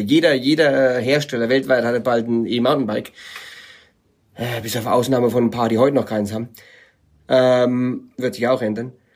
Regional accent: Germany; moved away as an adult; also born or lived in California; bin als Deutscher rübergezogen nach äh, Kalifornien

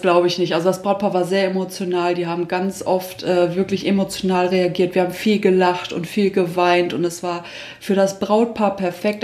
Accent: Düsseldorf, North Rhine-Westphalia, Germany; now in Minden, Germany; ich komme eigentlich gebürtig aus Düsseldorf

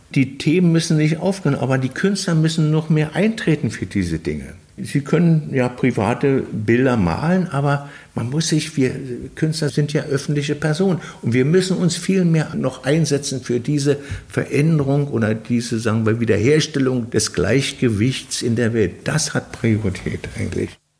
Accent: Belgium; moved away; also born or lived in West Berlin, Germany / East Berlin, Germany; als Außenstehender, als Belgier

